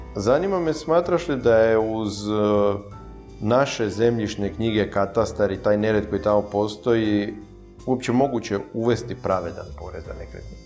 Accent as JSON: {"language": "Croatian", "region": "Dalmatia", "country": "Croatia", "said": "ovdje kod nas u Dalmaciji"}